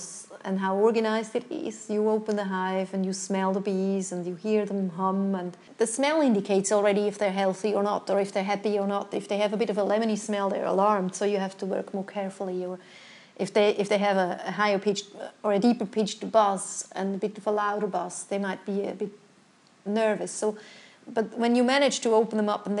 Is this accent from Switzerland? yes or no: yes; Winterthur, Zurich, Switzerland; English is a second language; moved away as an adult; also born or lived in United States; now in Western Australia, Australia; I'm from Switzerland. I was born in Winterthur, which is a town a bit outside of Zurich